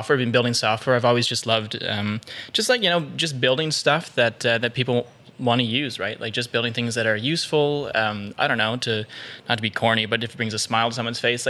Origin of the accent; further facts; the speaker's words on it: Ottawa, Ontario, Canada; I grew up in Fitzroy Harbour for 17 years